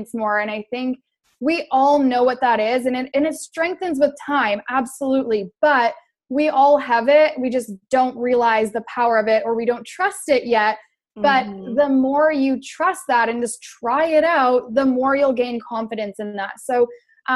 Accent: Canada; I'm from Canada.

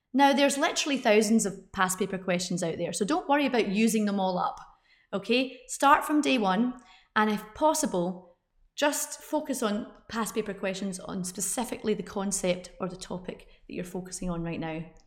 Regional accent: United Kingdom; I'm British

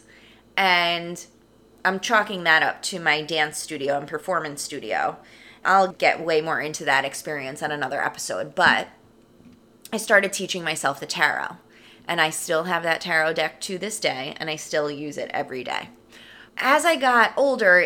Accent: New York, United States; I am from New York, born and raised, right outside New York City.

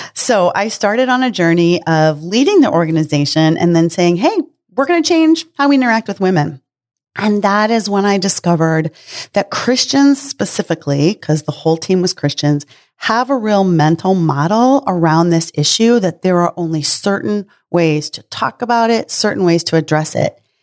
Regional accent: Midwest, United States; I was raised in the Midwest

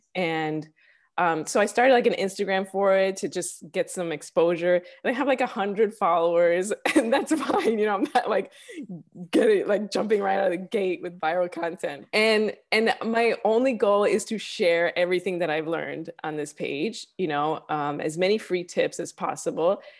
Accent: Chicago, Illinois, United States; moved away as an adult; also born or lived in New York; now in Los Angeles, United States; I'm originally from Chicago. Uh, I lived in New York for a few years. I grew up actually in the city of Chicago

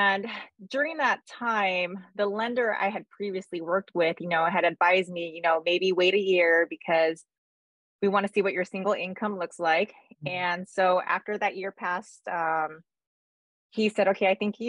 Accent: California, United States; I was born and raised in California. I'm here in Southern California.

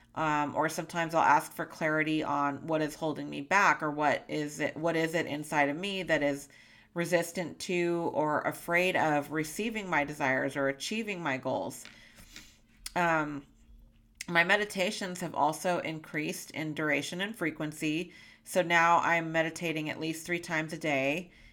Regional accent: California, United States; moved away as an adult; now in Montana, United States; my lifelong home in California

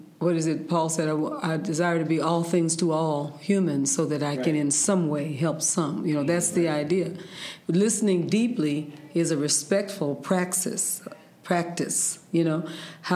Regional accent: San Francisco, California, United States; I'm from San Francisco mm-hmm. in California, and the humongous San Andreas Fault that runs mm-hmm. through the center of California. And so I was raised around earthquakes

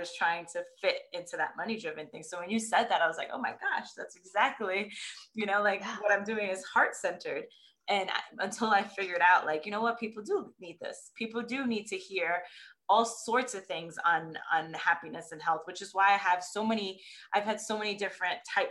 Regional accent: New York, United States; moved away; I'm from New York originally.

